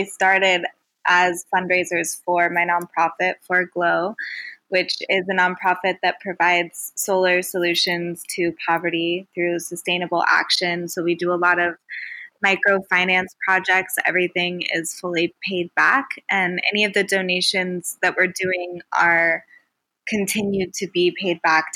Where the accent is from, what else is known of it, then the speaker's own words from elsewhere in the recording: small town near Tahoe, Northern California, United States; moved away as an adult; now in Bali, Indonesia; I'm from Northern California, small town near Tahoe